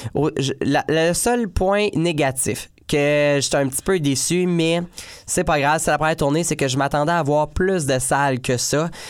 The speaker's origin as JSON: {"language": "French", "town": "Joliette", "region": "Quebec", "country": "Canada", "tie": "born or raised there", "said": "Joliette qui est ma ville natale"}